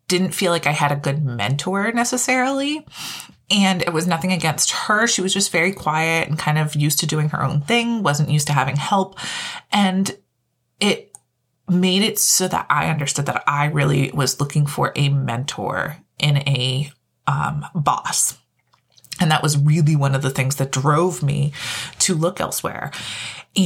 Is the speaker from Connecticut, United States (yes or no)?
yes; Connecticut, United States; I'm originally from Connecticut, born and raised